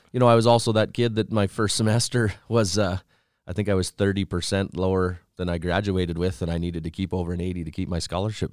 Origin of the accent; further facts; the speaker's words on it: Fairlight, Saskatchewan, Canada; from Southeast Saskatchewan, a little town by the name of Fairlight, actually.